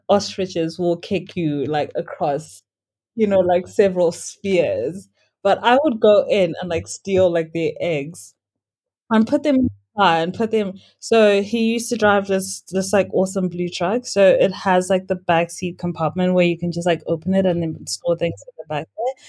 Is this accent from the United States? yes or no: no; Norton, Mashonaland West, Zimbabwe; also born or lived in Harare, Zimbabwe; I grew up in a very small town here in Zimbabwe. It's called Norton.